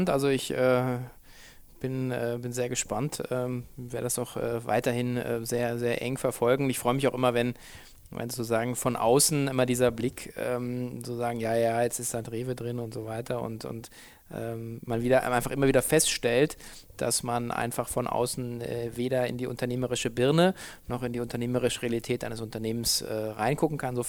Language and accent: German; Hamburg, Germany; alle Hamburger, mal, ich komme ja aus Hamburg.